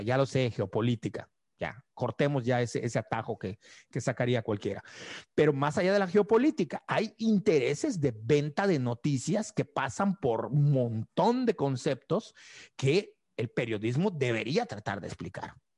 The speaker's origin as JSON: {"language": "Spanish", "region": "Yucatán", "country": "Mexico"}